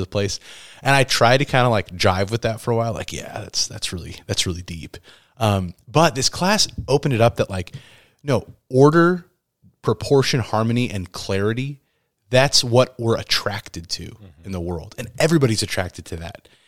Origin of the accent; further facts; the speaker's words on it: Midwest, United States; where I grew up here in the Midwest